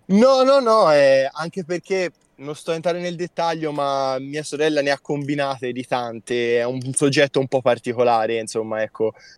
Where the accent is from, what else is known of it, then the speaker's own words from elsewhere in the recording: province of Siena, Tuscany, Italy; provincia di Siena, ah, okay. fra le colline del Chianti